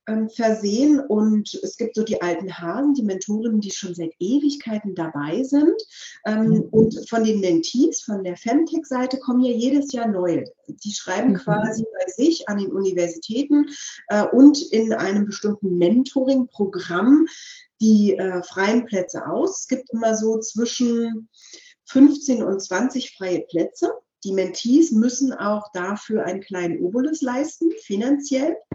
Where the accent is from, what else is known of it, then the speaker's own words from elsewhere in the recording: East Germany, Germany; wir kommen ja klassisch aus der DDR. Mein Großvater hat in der DDR ähm, also ehemals DDR, Verzeihung bitte